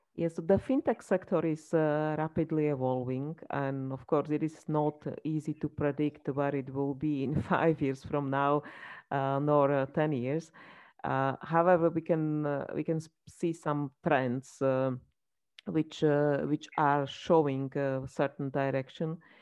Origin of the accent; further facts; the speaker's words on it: Slovakia; I come from Slovakia, so I can say that it's a small country